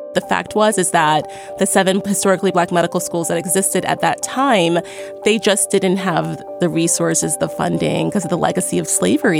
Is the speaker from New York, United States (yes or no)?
yes; New York City, New York, United States; I grew up in Crown Heights, Brooklyn